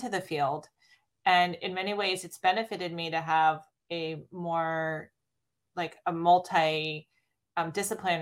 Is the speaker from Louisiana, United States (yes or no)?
no; Stanford, California, United States; Growing up on the campus